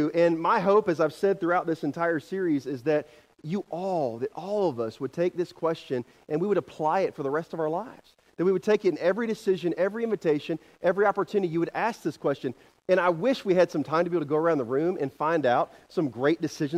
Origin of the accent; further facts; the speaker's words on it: the Carolinas, United States; moved away as an adult; now in Kansas, United States; I'm from the Carolinas